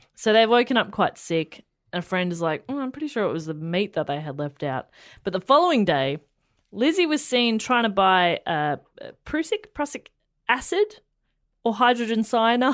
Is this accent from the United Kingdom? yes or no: no; Australia; We're Australian.